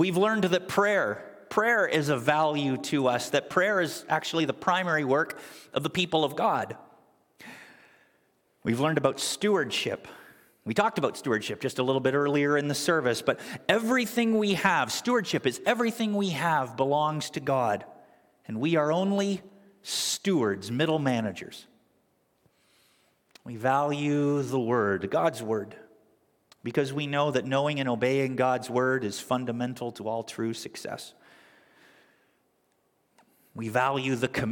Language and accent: English; Canada; now in United States; my family and I, most of you know that we're originally from Canada